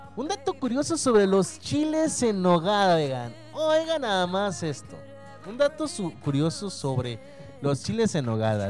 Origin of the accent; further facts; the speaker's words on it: Mexico; soy mexicanísimo